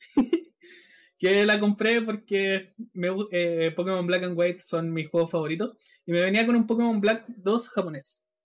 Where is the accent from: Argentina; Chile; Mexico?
Chile; Rancagua, O'Higgins; yo estoy en Rancagua, o sea, yo soy de Rancagua